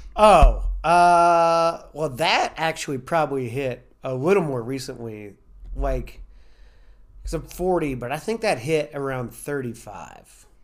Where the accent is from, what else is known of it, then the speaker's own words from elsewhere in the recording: Louisville, Kentucky, United States; accent: southern twang; moved away as an adult; also born or lived in Chicago / Los Angeles; I'm from Louisville, Kentucky